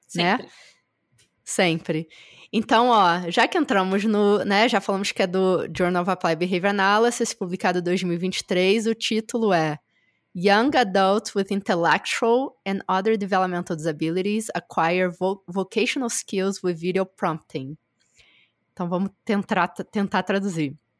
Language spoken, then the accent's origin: Portuguese; Rio de Janeiro, Brazil; moved away; eu sou do Rio